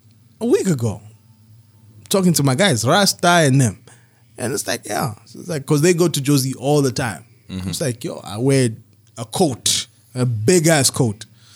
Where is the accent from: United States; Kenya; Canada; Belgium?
Belgium; It's like, nigga, I'm from Belgium, I speak French.